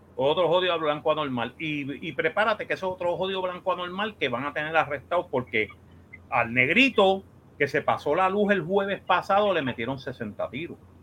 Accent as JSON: {"language": "Spanish", "country": "Puerto Rico", "said": "somos puertorriqueños"}